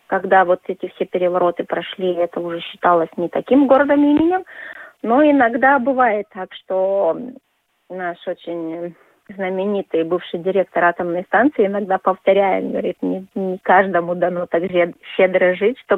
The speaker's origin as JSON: {"language": "Russian", "country": "Lithuania", "second_language": "Russian", "said": "Мне сначала, когда вот я, литовка, приехала в такой город, было чуть-чуть э, ну, как бы некомфортно, потому что везде вот этот русский язык, а я как бы к нему так сильно не привыкла."}